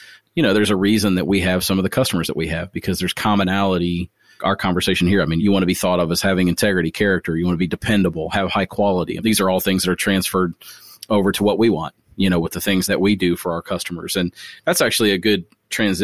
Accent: Springfield, Ohio, United States; moved away; my hometown, Springfield, Ohio

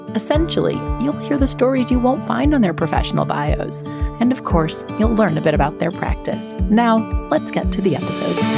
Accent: the North, United States; I grew up in the North

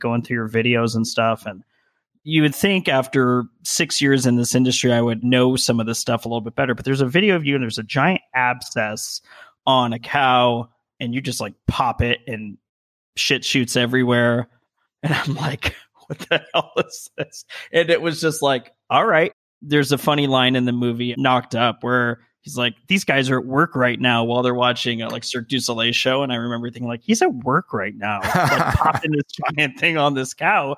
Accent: Las Vegas, Nevada, United States; moved away as an adult; also born or lived in Colorado; now in California, United States; I was born in Las Vegas, Nevada, which is also sort of an odd place to be from and to live in and spend. I was there for 27 years before going to Colorado and then coming out here to California.

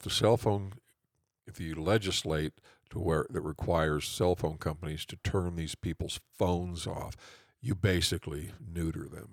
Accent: Norwalk, United States; my hometown, Norwalk

